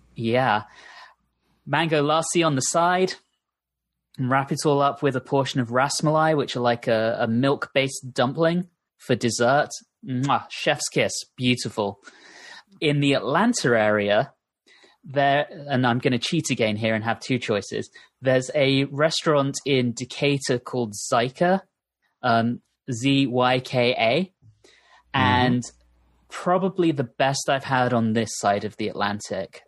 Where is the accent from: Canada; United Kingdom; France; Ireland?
United Kingdom; now in United States